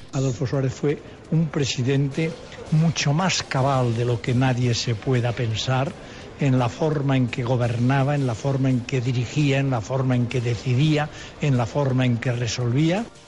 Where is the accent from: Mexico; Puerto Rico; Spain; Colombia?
Spain; me da a mí como ciudadano español